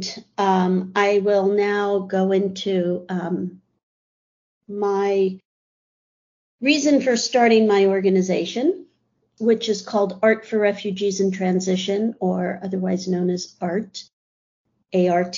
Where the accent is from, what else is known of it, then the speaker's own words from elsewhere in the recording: New York City, New York, United States; also born or lived in Columbus, Ohio / France / Minneapolis; I was born in New York City, stayed here through college, before college, through high school